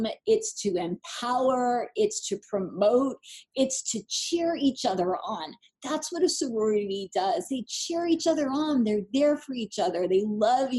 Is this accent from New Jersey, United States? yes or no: yes; New Jersey, United States; I'm from New Jersey